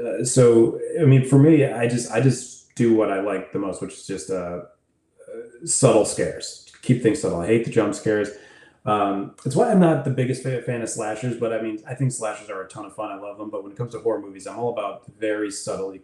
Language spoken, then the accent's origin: English; Pennsylvania, United States; also born or lived in New York; I've been here most of my life